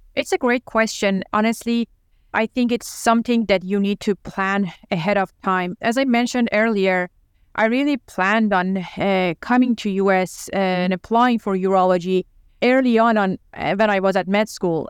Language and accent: English; Tehran, Tehran Province, Iran; English is a second language; moved away as an adult; also born or lived in Los Angeles, United States; now in United States; I was born and raised in Tehran, and I went to medical school over there